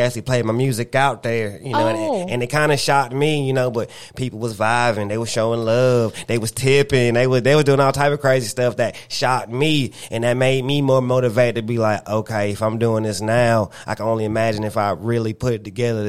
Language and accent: English; the Carolinas, United States; you know, I'm from the Carolinas and, you know, that's more considered a country state